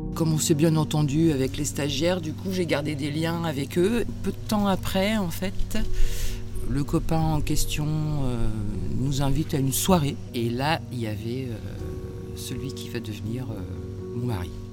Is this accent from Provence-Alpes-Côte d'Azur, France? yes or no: no; Étainhus, Normandy, France; moved away; also born or lived in Bordeaux area; J'ai grandi en Normandie, près du Havre, à Étainhu.